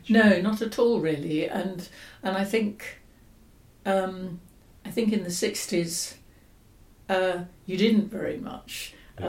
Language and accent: English; London, United Kingdom; now in Oxford, United Kingdom; I grew up in London in the 50s and 60s and went to London schools